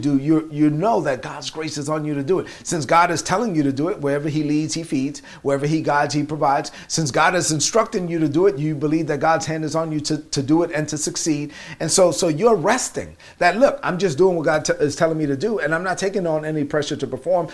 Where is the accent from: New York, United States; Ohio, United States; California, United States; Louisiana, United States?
New York, United States; New York City; accent: Brooklyn; I sound like I'm from Brooklyn. You know why? Because I'm from Brooklyn